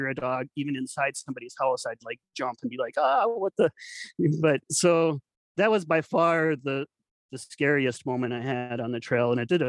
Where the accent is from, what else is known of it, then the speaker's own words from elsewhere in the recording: New Ulm, Minnesota, United States; also born or lived in Willmar, Minnesota; my hometown papers, New Ulm and Wilmer, that I've lived in before